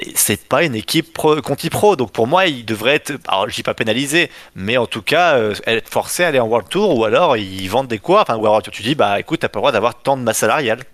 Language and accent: French; France; je suis français